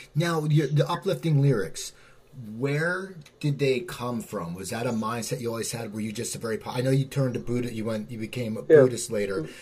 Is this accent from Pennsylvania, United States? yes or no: yes; near Philadelphia, Pennsylvania, United States; I grew up near Philadelphia, and I live near Philadelphia now